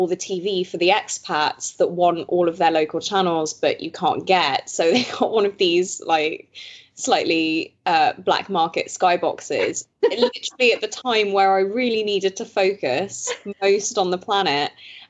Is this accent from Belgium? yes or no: yes; Belgium; Obviously, I grew up in Belgium, so I grew up with basically BBC One and BBC Two